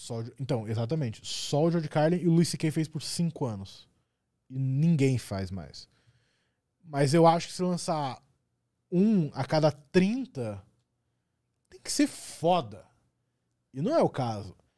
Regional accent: Curitiba, Paraná, Brazil; sou de Curitiba

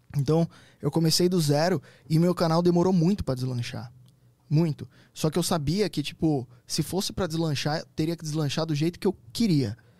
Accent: Santo André, São Paulo, Brazil; eu sou de Santo André.

